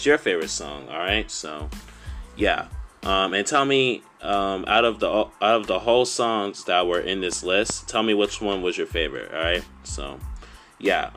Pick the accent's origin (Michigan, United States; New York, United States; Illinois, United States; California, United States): New York, United States; New York City; New York is where I lived and grew up my whole life